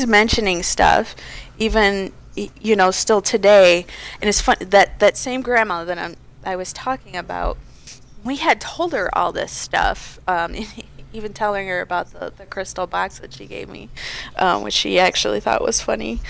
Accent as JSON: {"language": "English", "town": "Detroit", "region": "Michigan", "country": "United States", "tie": "born or raised there", "said": "I grew up in the Detroit area"}